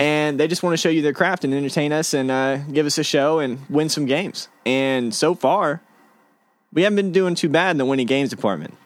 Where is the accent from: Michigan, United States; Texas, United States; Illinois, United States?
Illinois, United States; moved away; I'm from Illinois.